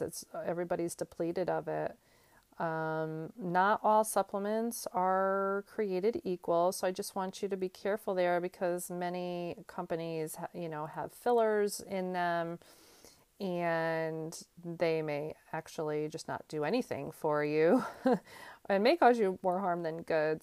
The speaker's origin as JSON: {"language": "English", "region": "Northeast", "country": "United States", "moved": "as an adult", "lives_now": "North Carolina, United States", "said": "I'm originally from the Northeast, and I moved to, um, North Carolina a few years back"}